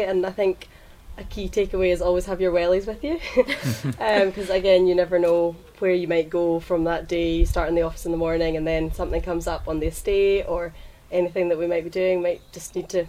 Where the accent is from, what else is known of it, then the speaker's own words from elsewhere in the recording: Campbeltown, Scotland, United Kingdom; I'm from a dairy farm in Campbelltown. My dad's a dairy farmer, mum's a vet